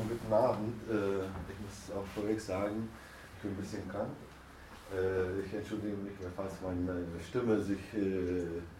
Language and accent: German; Turkey; ich komme aus der Türkei, aus einer Stadt, wo gar keine Faschisten, keine rechte Gruppierungen oder sowas gibt.